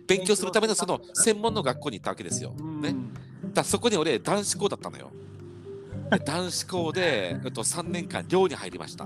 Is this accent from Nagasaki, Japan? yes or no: no; Saga, Japan; moved away; 佐賀県佐賀市ってね田舎なんだけど